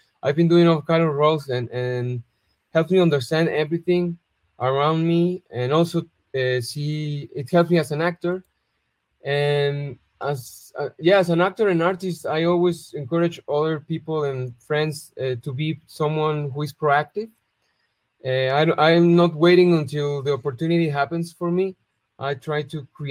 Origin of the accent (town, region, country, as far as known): Guadalajara, Jalisco, Mexico; born or raised there